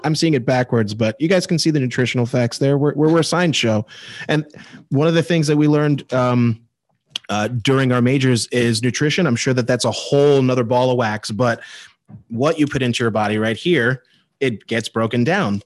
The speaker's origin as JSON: {"language": "English", "country": "Ireland", "said": "I'm Irish"}